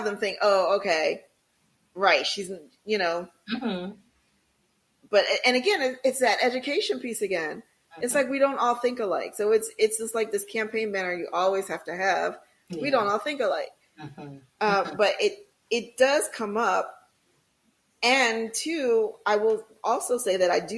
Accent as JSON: {"language": "English", "town": "Philadelphia", "region": "Pennsylvania", "country": "United States", "tie": "born or raised there", "said": "born and raised in Philadelphia"}